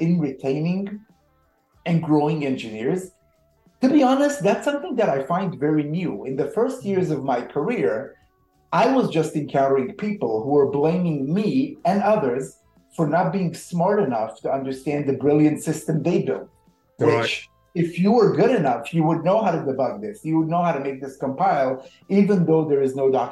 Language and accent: English; Israel; moved away; I'm originally from Israel.